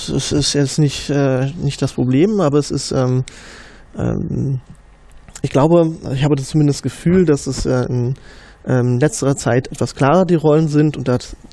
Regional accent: Berlin, Germany; nee, ich komme aus dem Osten. aus Ostberlin. Ja, damals noch äh, in der DDR geboren.

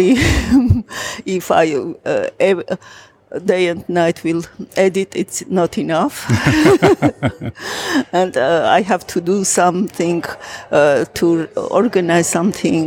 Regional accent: Armenia; from Armenia

